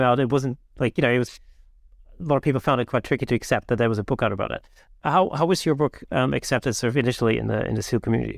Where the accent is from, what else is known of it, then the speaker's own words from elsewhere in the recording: Germany; moved away; I grew up in Germany